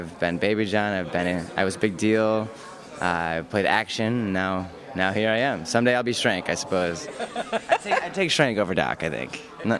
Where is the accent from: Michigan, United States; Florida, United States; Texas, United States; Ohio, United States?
Michigan, United States; Grand Rapids; moved away as an adult; now in New York City, United States; a ballet company in my hometown. Where's that? Grand Rapids, Michigan.